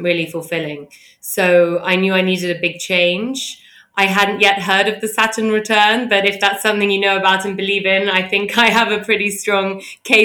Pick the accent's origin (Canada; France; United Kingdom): United Kingdom; London; I grew up in London